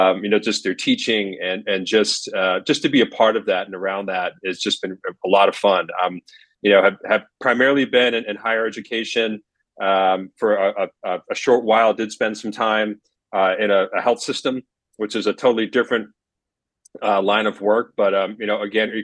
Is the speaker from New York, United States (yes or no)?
no; Scranton, Pennsylvania, United States; my hometown of Scranton, Pennsylvania